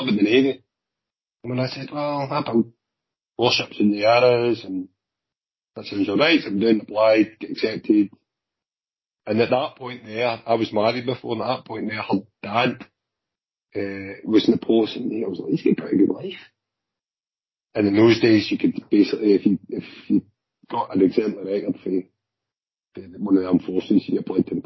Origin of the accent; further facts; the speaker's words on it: Glasgow, Scotland, United Kingdom; also born or lived in Clydebank; I was born and brought up in Drumchill. Right, and then my parents moved to Clydebank